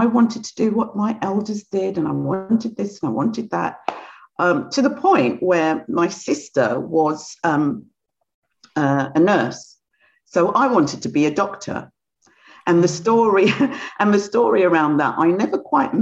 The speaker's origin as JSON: {"language": "English", "region": "London", "country": "United Kingdom", "tie": "born or raised there", "also_born_or_lived": "Guyana", "said": "I grew up in London, but I'm originally from South America, in Guyana in South America"}